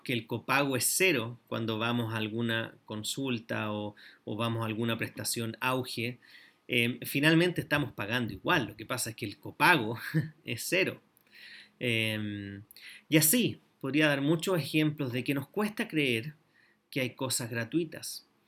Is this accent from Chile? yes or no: yes; Chile; also born or lived in Antofagasta; como chilenos